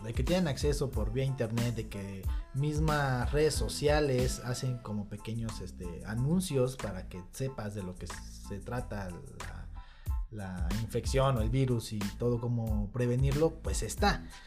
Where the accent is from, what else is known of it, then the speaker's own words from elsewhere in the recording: Zitácuaro, Michoacán, Mexico; nosotros somos de Zitácuaro, Michoacán